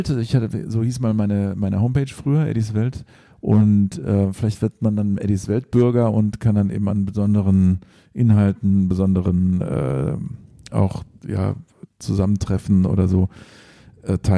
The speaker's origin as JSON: {"language": "German", "region": "England", "country": "United Kingdom", "tie": "born there", "said": "ich bin ja auch in England geboren, vielleicht ist es dann halb englische Musik."}